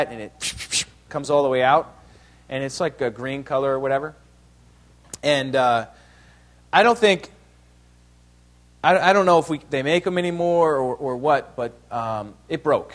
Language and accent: English; New York, United States; also born or lived in Ohio; I was born in Ohio, but I grew up in New York